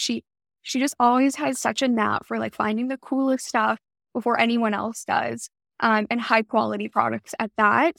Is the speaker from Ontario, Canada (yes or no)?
yes; Toronto, Ontario, Canada; moved away as an adult; also born or lived in Montreal, Canada; now in California, United States; I was born in Montreal, Canada, and my family, my parents, and I, and my brother, we moved to Toronto when I was pretty young. I was probably around, like, two or three years old. So I spent all my formative years really growing up in the city, in Toronto